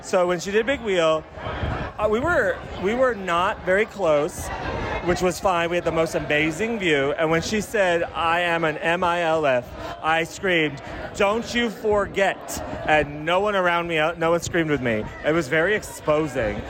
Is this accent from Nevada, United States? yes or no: no; Albuquerque, New Mexico, United States; we're both from Albuquerque. We were both in Albuquerque